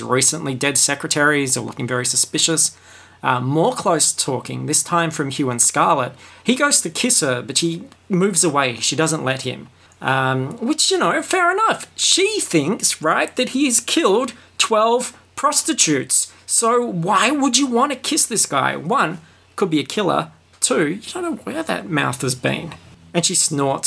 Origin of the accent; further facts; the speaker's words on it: Australia; We're an English colony. We watch a lot of English TV